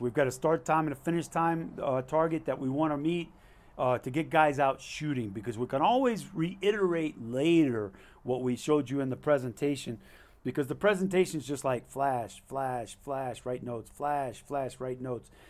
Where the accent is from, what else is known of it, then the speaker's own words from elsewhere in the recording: Alaska, United States; I'm not a resident. I'm from Alaska.